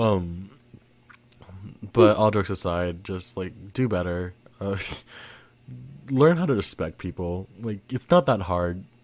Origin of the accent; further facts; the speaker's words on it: Philippines; I am Filipino